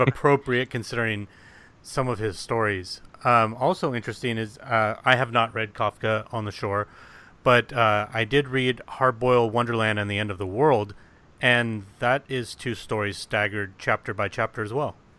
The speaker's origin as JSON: {"language": "English", "country": "United States"}